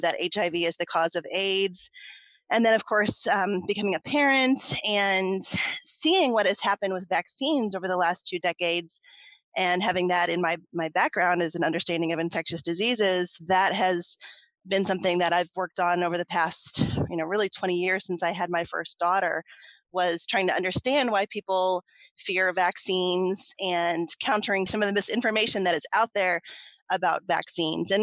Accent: Ohio, United States; I had recently moved back to Ohio, which is my home state

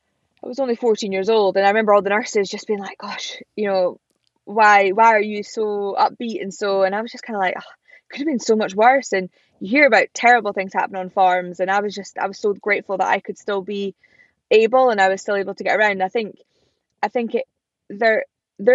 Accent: Scottish Borders, Scotland, United Kingdom; I was brought up in the Scottish Borders on a farm called Middle Third Farm.

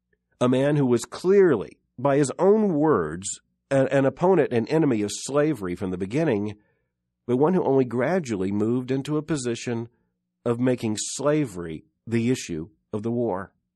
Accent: the South, United States; Now, I was raised in the South

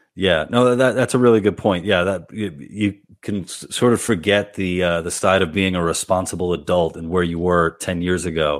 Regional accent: New York City, New York, United States; I'm from Queens originally

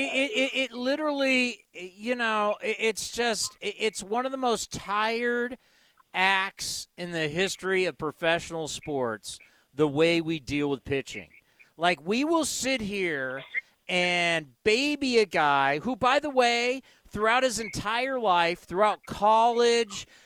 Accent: California, United States; But I grew up in California. I've been in California my whole life.

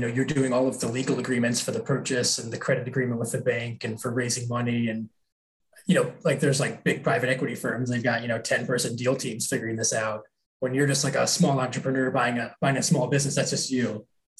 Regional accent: Columbus, Ohio, United States; also born or lived in Wisconsin / Minnesota; I grew up, I kind of like lived all around the Midwest. I lived in Wisconsin, Minnesota, Ohio. I grew up in Columbus, Ohio.

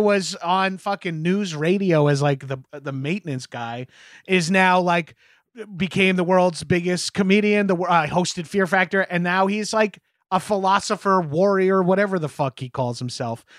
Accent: New York, United States; As a New Yorker

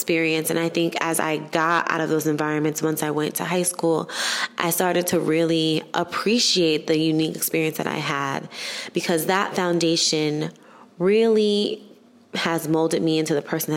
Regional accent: New York City, New York, United States; I grew up in Harlem

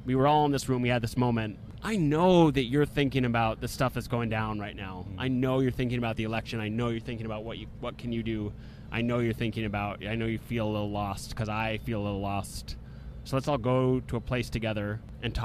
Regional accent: New York, United States; also born or lived in New England (Maine, Vermont); my hometown in New York

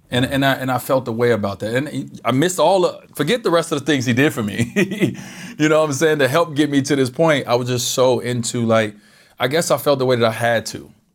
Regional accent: Chicago, Illinois, United States; moved away; I grew up in Chicago

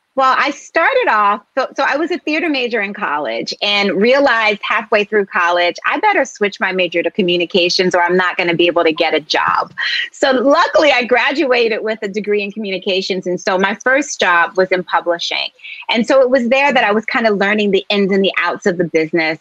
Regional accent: Philadelphia, Pennsylvania, United States; I grew up in Philadelphia

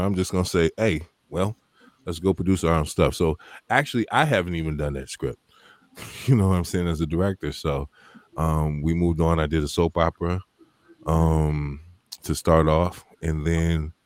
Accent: Chicago, Illinois, United States; Born and raised Southside

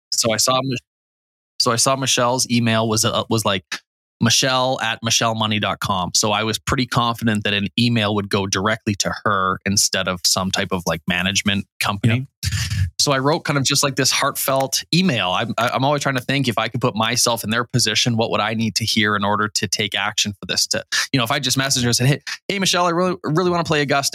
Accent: Canada; being Canadian

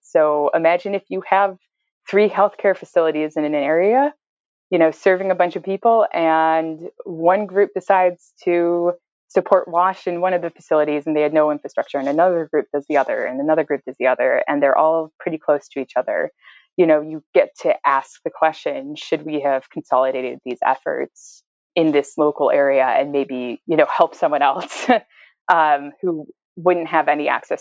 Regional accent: Buffalo, New York, United States; I grew up in Buffalo, which is totally disgusting

